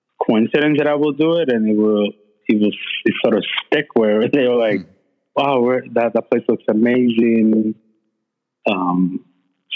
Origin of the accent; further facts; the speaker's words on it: Puerto Rico; moved away; also born or lived in Boston; I was raised and born in Puerto Rico, small town, Como Nuevo